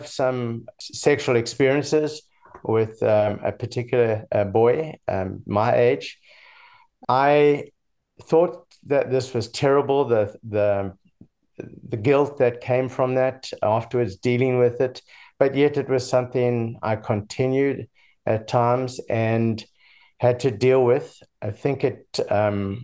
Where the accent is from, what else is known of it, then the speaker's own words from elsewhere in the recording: Durban, KwaZulu-Natal, South Africa; now in United States; I was born in Durban, South Africa, in the early 60s